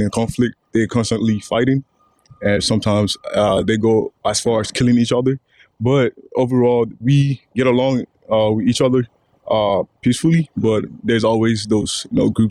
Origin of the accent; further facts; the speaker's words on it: Akwa Ibom, Nigeria; now in United States; I'm from Akwa Ibom State. We're in the south, and it's predominantly Christian